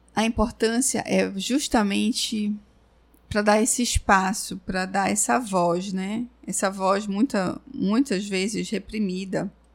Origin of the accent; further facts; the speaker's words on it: Brazil; eu sou brasileira